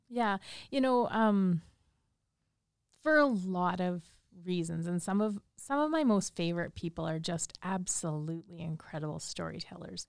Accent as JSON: {"language": "English", "region": "Saskatchewan", "country": "Canada", "tie": "born or raised there", "also_born_or_lived": "Japan", "moved": "as an adult", "said": "I grew up here in Saskatchewan"}